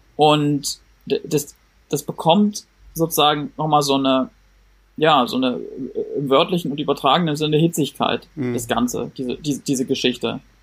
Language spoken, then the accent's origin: German; Berlin, Germany; ich bin der Einzige in der Runde, der hier aus Berlin kommt